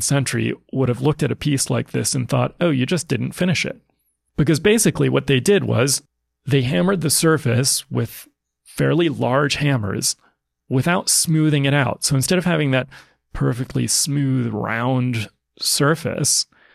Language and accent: English; United States; as an American